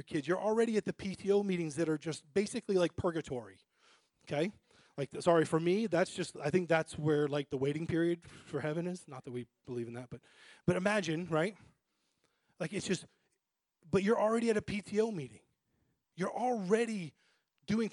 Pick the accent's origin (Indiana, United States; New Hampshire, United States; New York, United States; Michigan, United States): New Hampshire, United States; I grew up in New Hampshire, okay, in a family that started going to church and then left church